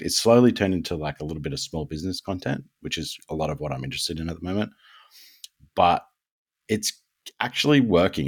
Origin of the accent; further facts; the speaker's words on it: Australia; we're Australian